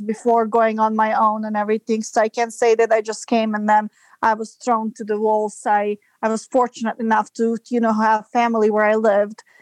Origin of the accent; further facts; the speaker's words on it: Serbia; moved away as an adult; now in United States; I'm from Serbia and I moved to United States in 2005